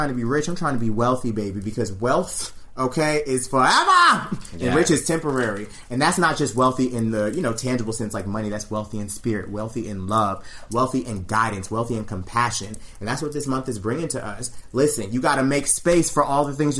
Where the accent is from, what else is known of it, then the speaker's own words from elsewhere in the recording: the South, United States; I'm from the South